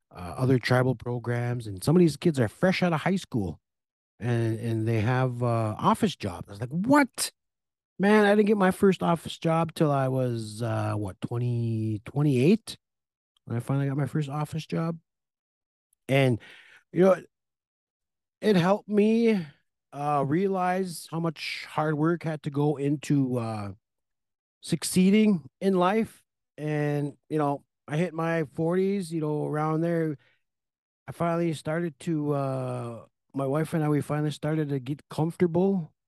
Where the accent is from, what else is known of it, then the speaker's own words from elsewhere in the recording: Red Lake, Minnesota, United States; I moved up here when I was about three, four years old, so I've been here forty-two, forty-three years.